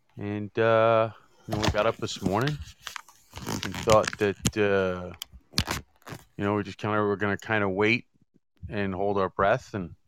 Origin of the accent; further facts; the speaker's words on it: New York City, New York, United States; now in Long Island, United States; I grew up in New York City proper, in the five boroughs. I grew up, when I grew up in Queens